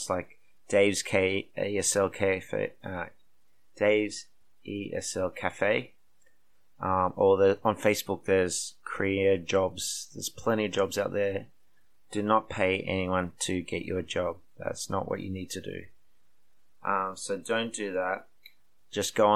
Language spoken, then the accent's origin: English; Australia; moved away as an adult; now in South Korea; I come from Australia